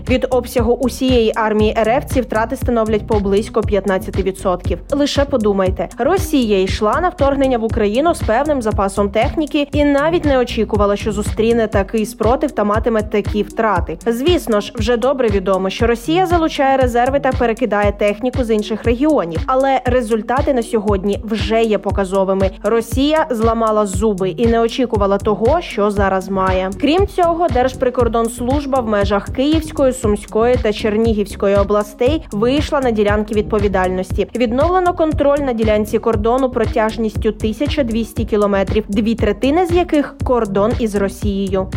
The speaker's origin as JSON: {"language": "Ukrainian", "country": "Ukraine", "said": "Ми з України"}